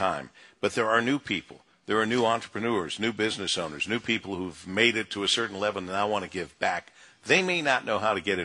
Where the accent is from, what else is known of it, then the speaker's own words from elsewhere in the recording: Monroe, Michigan, United States; now in Detroit, United States; growing up in Monroe